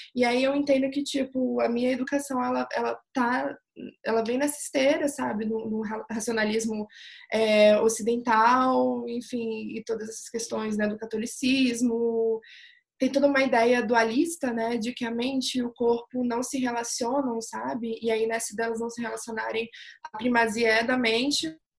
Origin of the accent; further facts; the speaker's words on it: Brazil; Eu sou brasileira